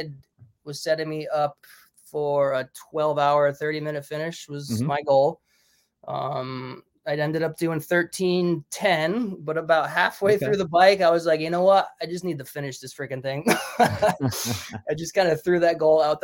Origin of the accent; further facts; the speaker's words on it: Connecticut, United States; I'm from Connecticut.